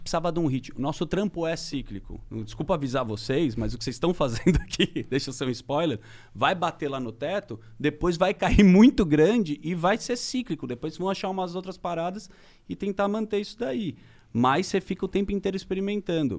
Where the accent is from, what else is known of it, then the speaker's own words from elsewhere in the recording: Brazil; eu sou do Brasil, eu trabalho num programa de TV